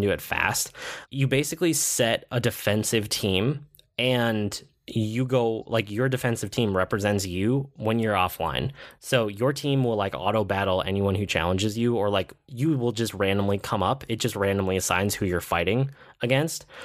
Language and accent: English; United States; I'm an American.